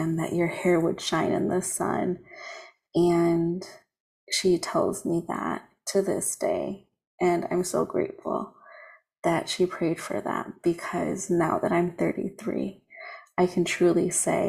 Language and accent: English; United States; my hometown. There's a 5K that goes on. It's called the Foxtrot because we're on the Fox River